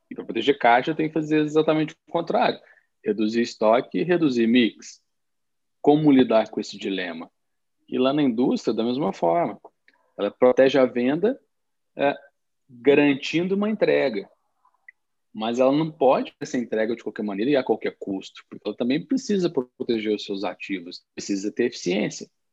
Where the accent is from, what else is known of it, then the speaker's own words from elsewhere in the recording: south of Minas Gerais, Brazil; also born or lived in Belo Horizonte region; now in Belo Horizonte, Brazil; eu venho do sul de Minas, moro em, em, na região de Belo Horizonte hoje, mas sou de uma região cafeeira